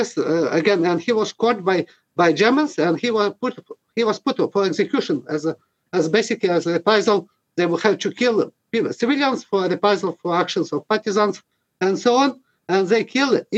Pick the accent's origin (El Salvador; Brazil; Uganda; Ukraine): Ukraine; Western Ukraine; moved away as an adult; now in Canada; I was born in Western Ukraine.